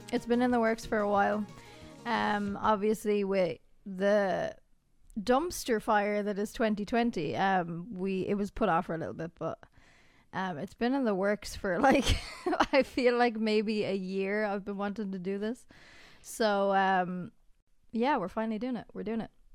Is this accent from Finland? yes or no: no; Ireland; We are Irish. We're f, we live in Ireland